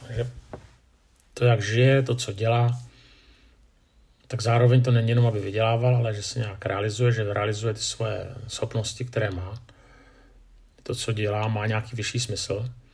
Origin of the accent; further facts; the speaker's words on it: Czechia; že jsem muž, že jsem Čech